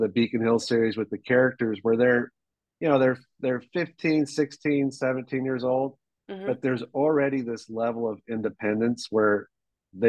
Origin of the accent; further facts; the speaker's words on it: Hong Kong; moved away; I was born and raised in Hong Kong.